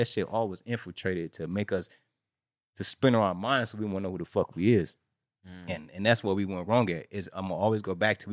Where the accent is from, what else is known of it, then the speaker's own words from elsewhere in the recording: Chicago, Illinois, United States; now in California, United States; I'm from Chicago, and I came out here in 1992, and my family all GDs.